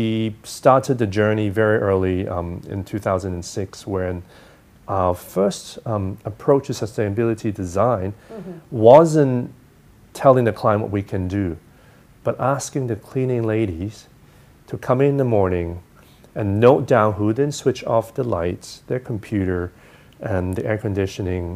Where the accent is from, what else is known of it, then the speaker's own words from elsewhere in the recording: Hong Kong; also born or lived in United States; I'm, you know, educated in the U.S., I grew up in Hong Kong